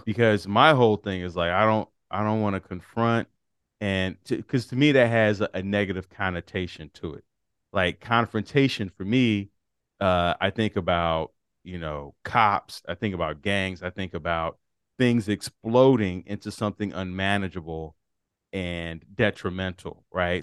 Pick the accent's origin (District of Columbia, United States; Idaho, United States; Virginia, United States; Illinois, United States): Illinois, United States; Chicago; I'm from Chicago